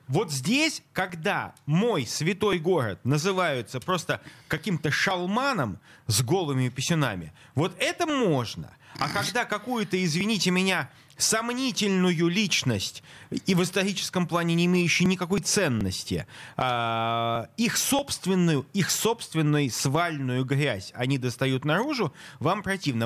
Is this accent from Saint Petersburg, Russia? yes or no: yes; Saint Petersburg, Russia; я петербуржец